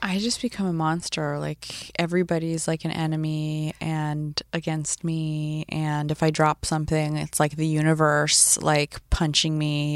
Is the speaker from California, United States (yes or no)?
yes; Northern California, United States; born or raised there; also born or lived in San Diego